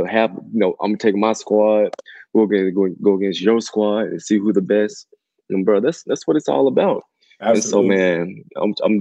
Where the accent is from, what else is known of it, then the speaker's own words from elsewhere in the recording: Mississippi, United States; Mississippi was home, man. It's country life, real family oriented.